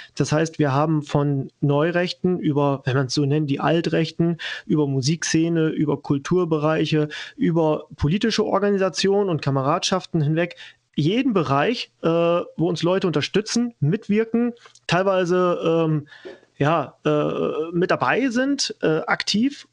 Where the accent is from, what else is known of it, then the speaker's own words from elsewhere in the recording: western Germany, Germany; moved away as an adult; now in Saxony, Germany; ich komme ja selber auch aus dem Westen, bin nach, vor drei Jahren circa nach Sachsen gezogen.